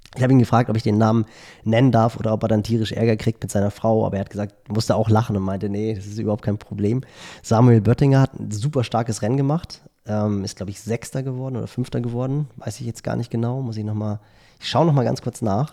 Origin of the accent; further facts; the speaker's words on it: Northern Germany, Germany; als Norddeutscher